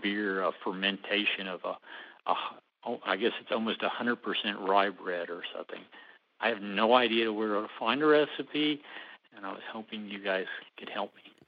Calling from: Dallas, Texas, United States; I'm calling from Dallas, Texas

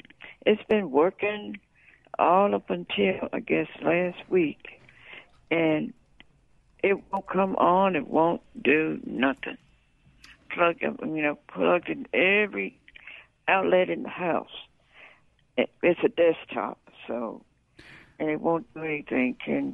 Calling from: Port Gibson, Mississippi, United States; Yes, I'm calling from Port Gibson.

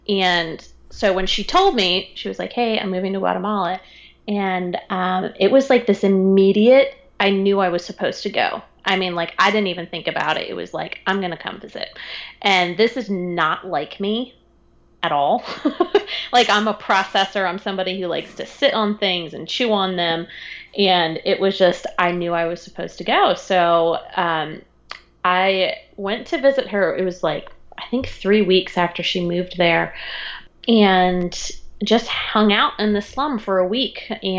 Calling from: Raleigh, North Carolina, United States; I am in Raleigh, North Carolina.

